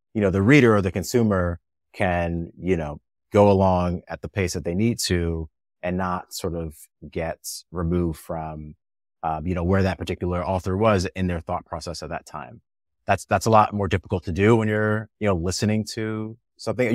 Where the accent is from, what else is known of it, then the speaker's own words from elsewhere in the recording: New Jersey, United States; moved away as an adult; also born or lived in New York / Bay Area; I grew up in New Jersey